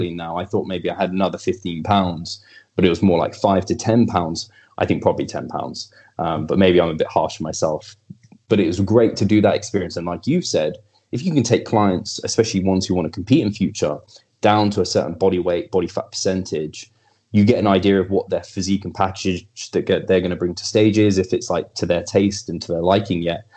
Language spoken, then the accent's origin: English; England, United Kingdom; I'm English.